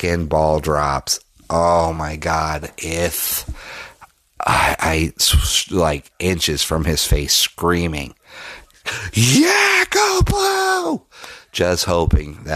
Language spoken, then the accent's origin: English; Denver, Colorado, United States; moved away; my hometown, Denver, Colorado